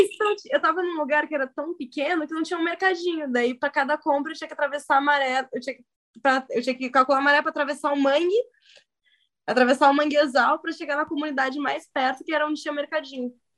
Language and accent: Portuguese; São Leopoldo, Rio Grande do Sul, Brazil; eu sou o estereotipo do Rio Grande do Sul. Nasci em São Leopoldo